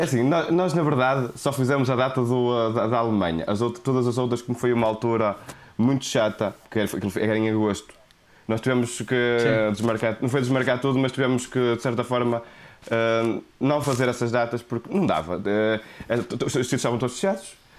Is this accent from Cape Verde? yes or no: no; Porto, Norte, Portugal; accent: thick Porto accent; meu sotaque de Porto Serrinho